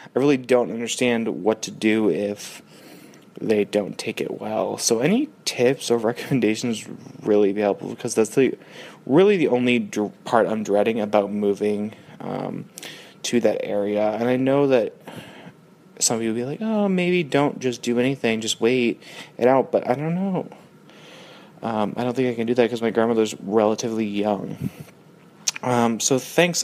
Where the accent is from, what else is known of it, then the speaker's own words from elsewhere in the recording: Boston, Massachusetts, United States; moved away; I grew up kind of in Dorchester area.